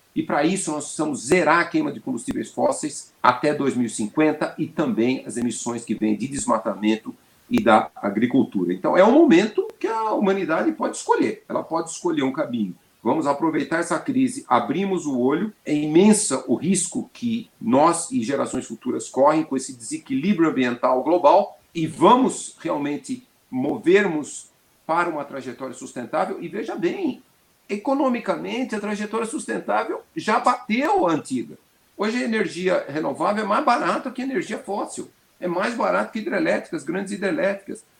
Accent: São Paulo, Brazil; eu sou paulistano, nasci em São Paulo e tenho 69 anos. Desde que eu era criança, São Paulo era muito poluído

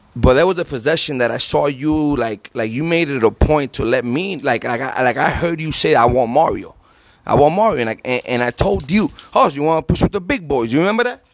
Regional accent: New Jersey, United States; now in Tucson, United States; I'm from New Jersey.

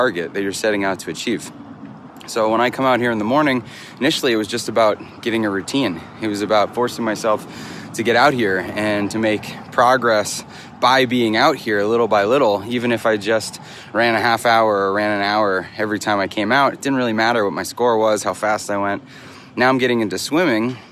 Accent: Franklin, Massachusetts, United States; moved away; I am back in my hometown, Franklin, Massachusetts. That was my high school.

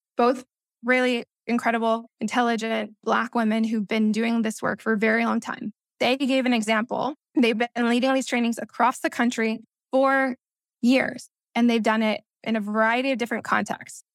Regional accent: Missouri, United States; first language Spanish; English is a second language; also born or lived in Peru (ancestry); I grew up biculturally here in the U S

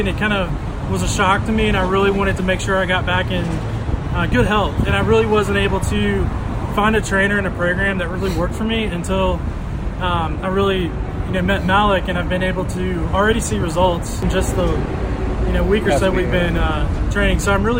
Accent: South Carolina, United States; moved away as an adult; now in San Francisco, United States; I'm originally from South Carolina. I've been here in San Francisco for almost 4 years.

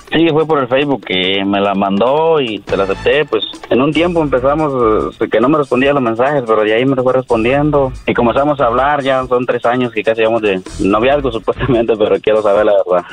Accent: Guatemala; moved away; soy de Guatemala también

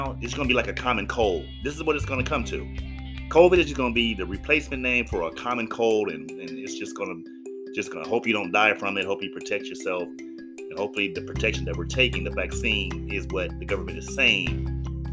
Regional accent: Los Angeles, California, United States; I'm from Los Angeles

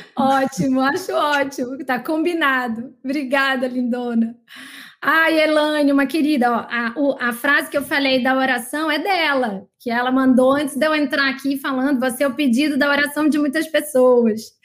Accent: São Luís, Maranhão, Brazil; moved away; minha terra natal, maranhense também, São Luís

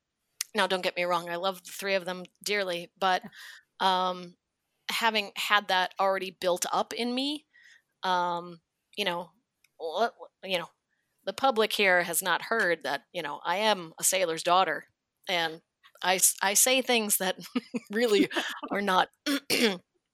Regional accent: Wisconsin, United States; moved away; I'm from Hick, Wisconsin

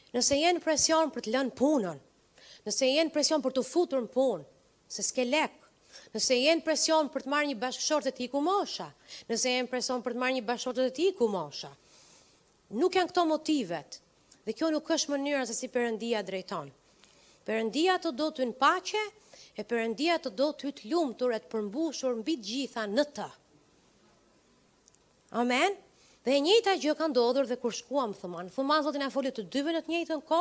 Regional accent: Përmet, Gjirokastër County, Albania; now in Tirana, Albania; Tirana është vendi ku kam lindur. Jam nga Përmeti, jo nga Tirana.

